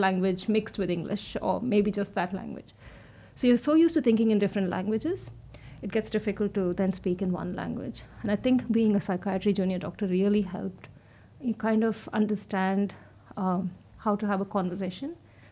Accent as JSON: {"language": "English", "country": "India", "tie": "born or raised there", "also_born_or_lived": "Melbourne, Australia / Queensland, Australia", "moved": "as an adult", "lives_now": "Australia", "said": "as a woman growing up in India"}